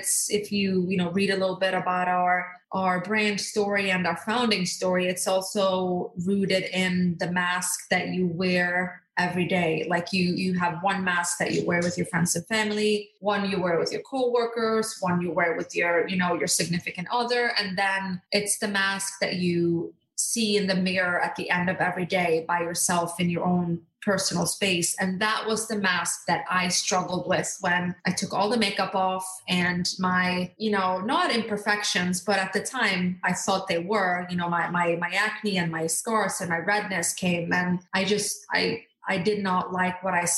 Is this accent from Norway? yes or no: yes; Norway; born or raised there; also born or lived in Skiathos, Greece; now in United States